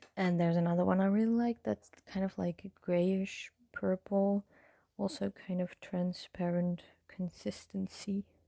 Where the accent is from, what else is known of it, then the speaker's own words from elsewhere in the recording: Netherlands; English is a second language; I'm from the Netherlands